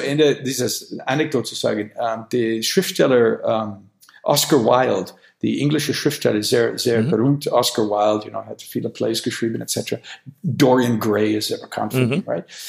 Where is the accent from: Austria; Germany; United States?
United States; Wisconsin; German is a second language; moved away; ich komme aus Wisconsin